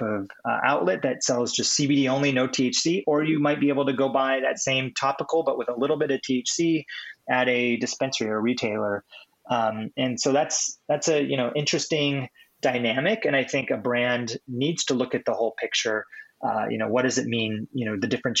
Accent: California, United States; now in Seattle, United States; I'm from California. I'm up here in Seattle now. I've been here for a number of years

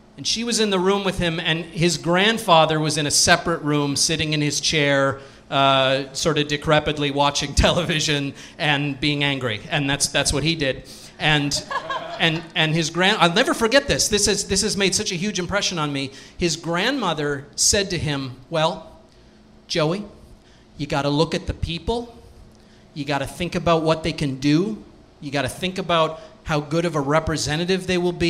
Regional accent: Cape Breton Island, Nova Scotia, Canada; I grew up in Cape Breton Island

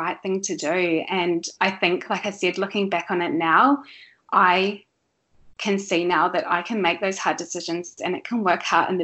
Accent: New Zealand; moved away as an adult; pre-kids I grew up in New Zealand.

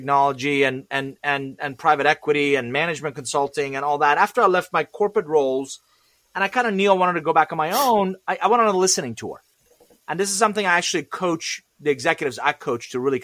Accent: Iran; English is a second language; now in United States; I'm originally from Iran, and I came to this country with $100, a suitcase, didn't know anybody, didn't speak a word of English

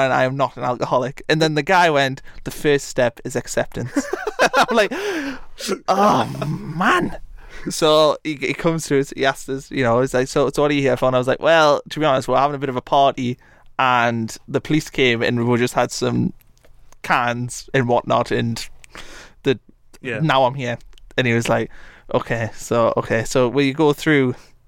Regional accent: Blyth, North East England, United Kingdom; also born or lived in Atlanta, Georgia; I'm from Blyth, Northumberland

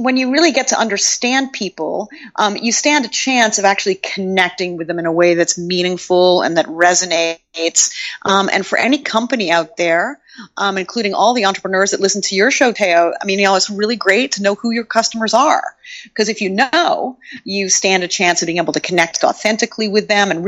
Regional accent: Toronto, Ontario, Canada; moved away as an adult; also born or lived in Montreal, Canada / London, United Kingdom; I'm from Toronto originally in Canada

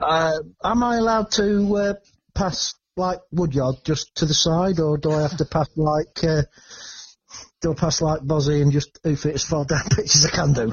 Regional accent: Lincoln, East Midlands, United Kingdom; I was born and raised on Dixon Street

